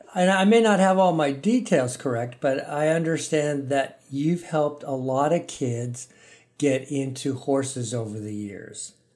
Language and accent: English; Central California, United States; I grew up in Central California